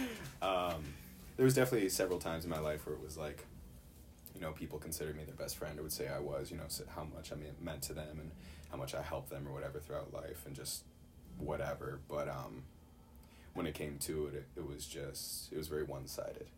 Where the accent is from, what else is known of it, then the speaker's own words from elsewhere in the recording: Chicago, Illinois, United States; I'm from Chicago